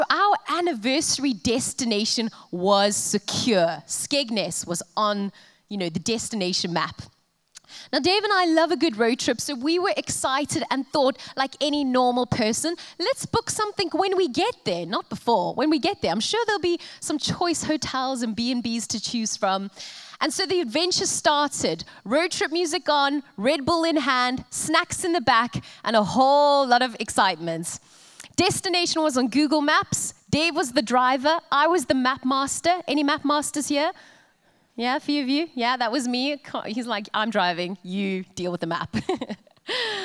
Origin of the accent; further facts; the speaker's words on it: Cape Town, Western Cape, South Africa; moved away as an adult; now in Coventry, United Kingdom; being South African and hailing from the city of Cape Town, I come from a country